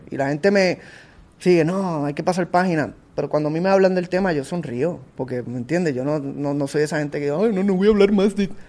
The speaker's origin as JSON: {"language": "Spanish", "country": "Puerto Rico", "said": "esto está en mi país"}